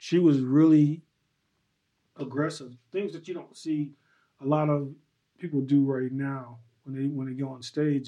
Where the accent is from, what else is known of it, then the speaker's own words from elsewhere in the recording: Chicago, Illinois, United States; moved away as an adult; now in Arizona, United States; Born and raised in Chicago